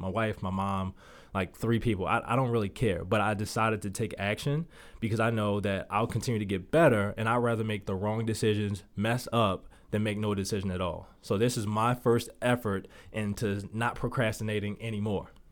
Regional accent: Baltimore, Maryland, United States; moved away as an adult; now in Las Vegas, United States; Growing up in Baltimore, one of the toughest cities that I believe that you can grow up

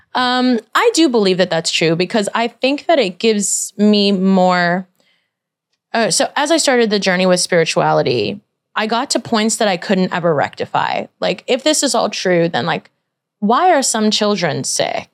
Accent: New York City, New York, United States; I grew up in Brooklyn

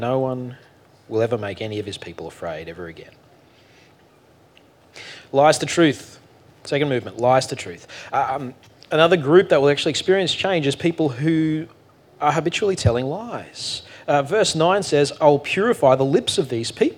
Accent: Australia; we're too Australian for

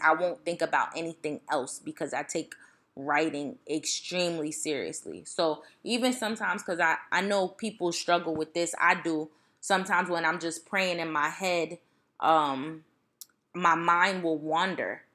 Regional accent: East Orange, New Jersey, United States; I'm from East Orange

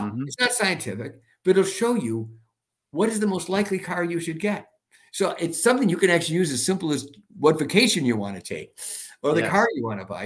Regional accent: Milwaukee, Wisconsin, United States; I'm from Milwaukee, the home of Harley Davidson

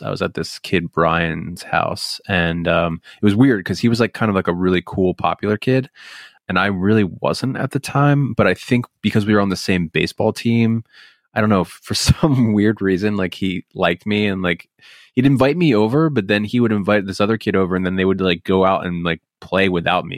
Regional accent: Bucks County, Pennsylvania, United States; moved away; Growing up here was weird

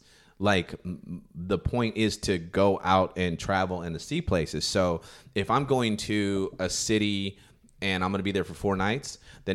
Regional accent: California, United States; from the States. I'm from California

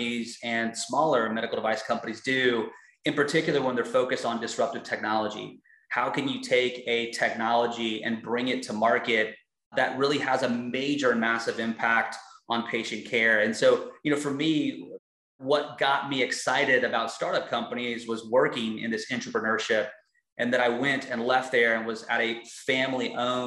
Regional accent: Texas, United States; moved away; I'm from Texas, but I've lived in so many different states as my career has evolved and currently live in Houston, Texas

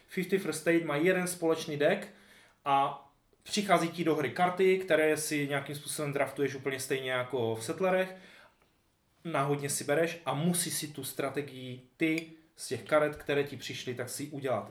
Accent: Silesia, Czechia; tím, že jsme ze Slezska

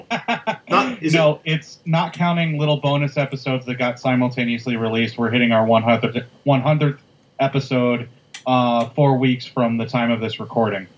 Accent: Midwest, United States; us being two Midwesterner white guys

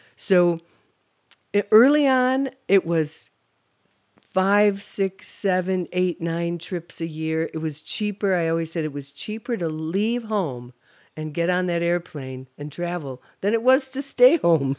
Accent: Holland, Michigan, United States; moved away; also born or lived in Grand Rapids, Michigan; I'm from the Holland-Zeeland area.

